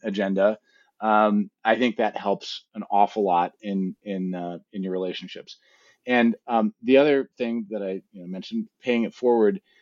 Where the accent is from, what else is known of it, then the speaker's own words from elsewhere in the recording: East Coast, United States; moved away as an adult; also born or lived in San Francisco; I grew up on the East Coast